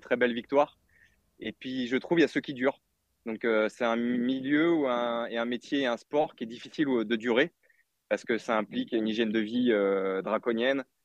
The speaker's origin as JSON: {"language": "French", "town": "Artemare", "region": "Auvergne-Rhône-Alpes", "country": "France", "tie": "born or raised there", "also_born_or_lived": "Marseille", "moved": "as an adult", "lives_now": "Plan-de-Cuques, France", "said": "Je suis né dans l'Ain"}